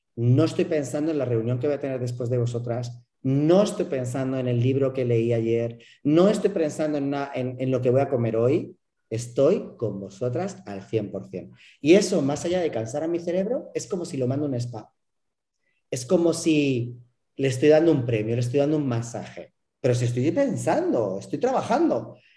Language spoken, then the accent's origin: Spanish; Madrid, Community of Madrid, Spain; now in Mérida, Mexico; yo soy español y eh, soy, soy madrileño, pero vivo en Yucatán, vivo en Mérida